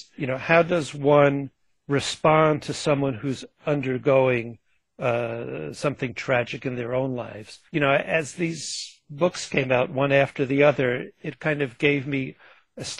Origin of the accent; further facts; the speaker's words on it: Long Island, New York, United States; She and I grew up on Long Island together